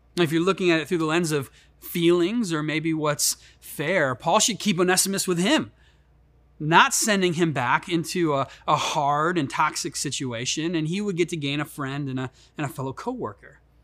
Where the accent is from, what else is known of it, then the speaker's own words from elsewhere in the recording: Chicago, Illinois, United States; moved away; I grew up in Chicago. That's why I have this silky smooth uh, accent.